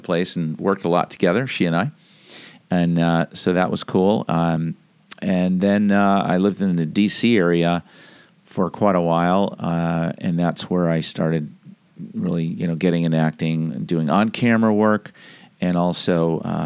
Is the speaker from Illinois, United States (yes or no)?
no; New Haven, Connecticut, United States; I am from Connecticut. I was born in New Haven, Connecticut, and that's actually where my acting career started, was in Connecticut